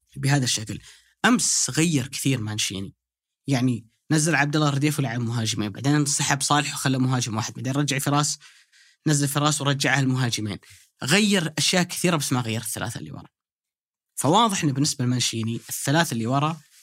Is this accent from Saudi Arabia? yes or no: yes; Saudi Arabia; انا كسعودي